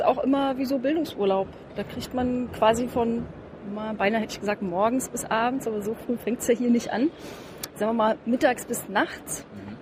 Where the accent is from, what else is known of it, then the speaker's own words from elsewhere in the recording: East Germany, Germany; was ich als Ossi gelernt habe, ich habe ja so als Studentin 1989 die Mauer persönlich mit zu Fall gebracht